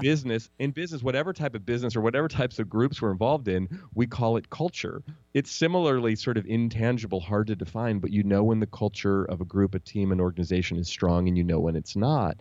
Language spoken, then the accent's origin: English; Oakland, California, United States; also born or lived in Marin County; I grew up in Oakland where the Warriors play. I still live here in the Bay Area